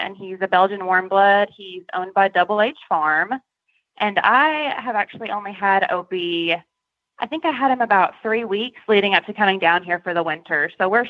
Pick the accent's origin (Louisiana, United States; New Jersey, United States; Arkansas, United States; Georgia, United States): Arkansas, United States; Jonesboro; I am from Jonesboro, Arkansas